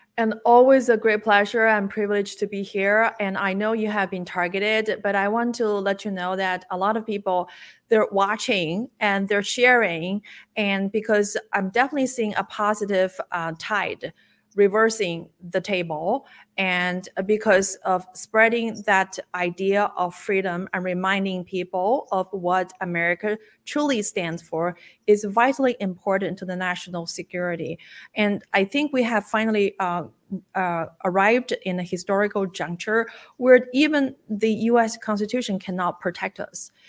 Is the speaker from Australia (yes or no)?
no; China; moved away; I was born and lived in China for the first part of my life.